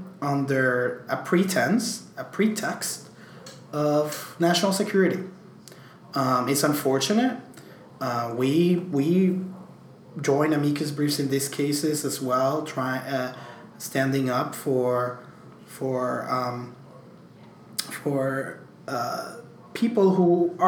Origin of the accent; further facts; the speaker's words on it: Puerto Rico; also born or lived in New York; I could not be prouder as a Puerto Rican